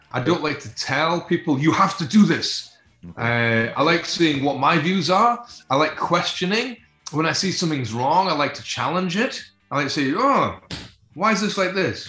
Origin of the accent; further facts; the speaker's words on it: Scotland, United Kingdom; We see ourselves as a Scottish band